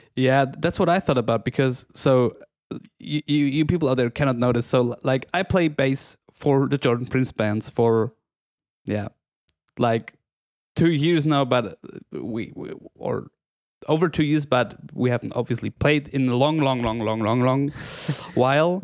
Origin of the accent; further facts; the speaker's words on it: Oberstdorf, Bavaria, Germany; growing up in Oberstdorf, the whole region feeds from tourism